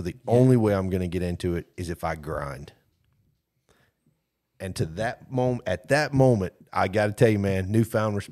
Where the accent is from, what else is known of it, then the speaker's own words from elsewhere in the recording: Brewton, Alabama, United States; I'm from Bruton